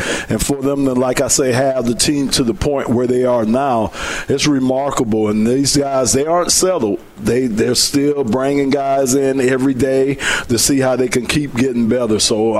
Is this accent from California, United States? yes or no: no; Miami, Florida, United States; now in Michigan, United States; I'm from Miami